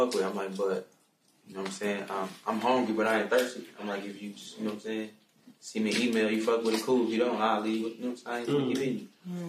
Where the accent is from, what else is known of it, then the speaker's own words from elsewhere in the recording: Baltimore, Maryland, United States; now in Chicago, United States; I'm originally from Baltimore.